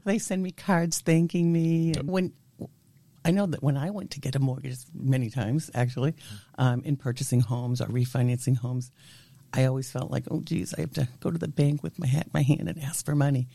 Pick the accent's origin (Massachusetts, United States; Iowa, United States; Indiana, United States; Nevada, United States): Massachusetts, United States; Natick; also born or lived in Waltham, Massachusetts; I grew up until I was 11 year old, 11 years old, yes, mm-hmm. in the city of Waltham.